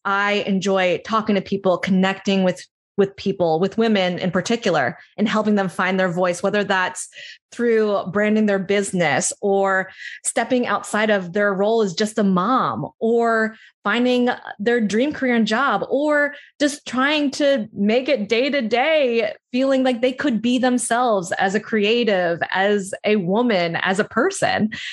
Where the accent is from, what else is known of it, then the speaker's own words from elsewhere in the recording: New Jersey, United States; I grew up in South Jersey, outside of Philadelphia.